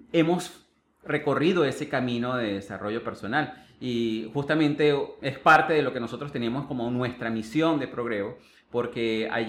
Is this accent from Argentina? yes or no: no; Venezuela; born there; Tú comentaste inicialmente que yo nací en Venezuela pero realmente muy poco vas a ver que yo me catalogo como venezolano.